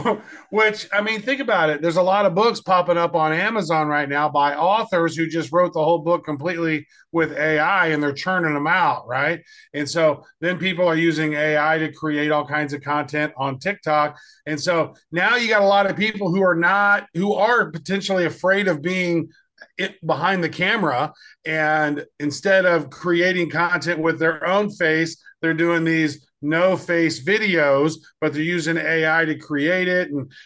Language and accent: English; Kansas City, United States; really close to my hometown there in Kansas City.